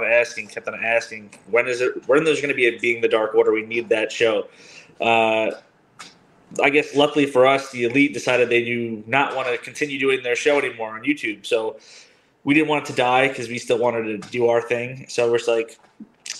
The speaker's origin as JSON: {"language": "English", "town": "Wantagh", "region": "New York", "country": "United States", "tie": "born or raised there", "lives_now": "Massapequa, United States", "said": "Long Islander, been a Giants fan since I was raised in Wantagh."}